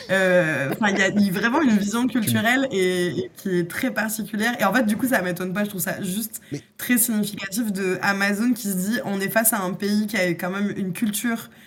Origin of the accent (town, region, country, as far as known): France